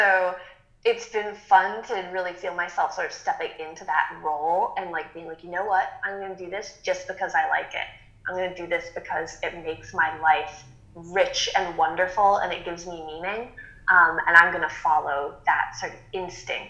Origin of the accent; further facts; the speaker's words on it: Massachusetts, United States; moved away; where I grew up in Massachusetts, which is in the middle of nowhere